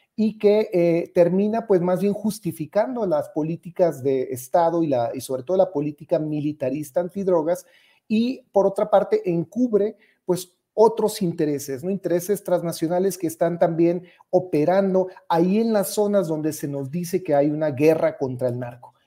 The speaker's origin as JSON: {"language": "Spanish", "town": "Ciudad Juárez", "region": "Chihuahua", "country": "Mexico", "tie": "born or raised there", "said": "yo soy originario de Ciudad Juárez"}